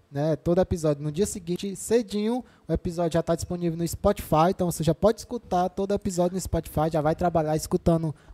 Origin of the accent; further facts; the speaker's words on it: Quixadá, Ceará, Brazil; sou de Quixadá.